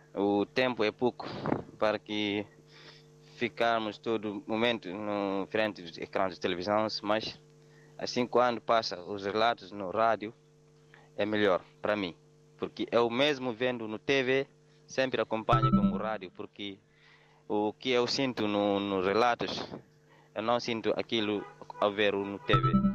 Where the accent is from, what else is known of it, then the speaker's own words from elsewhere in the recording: Fajonquito, Guinea-Bissau; now in Dakar, Senegal; lá em Fajonquito, a minha aldeia